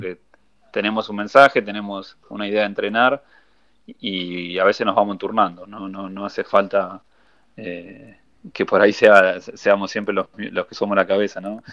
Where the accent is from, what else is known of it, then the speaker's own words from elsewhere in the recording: Buenos Aires, Argentina; nosotros siempre fuimos rotando por todo, por Buenos Aires a entrenar cuando éramos chicos